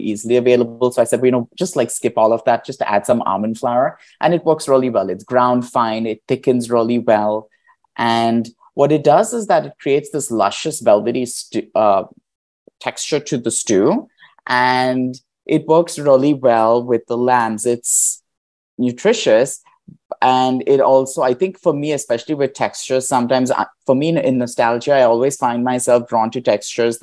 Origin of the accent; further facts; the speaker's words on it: India; moved away; I grew up in India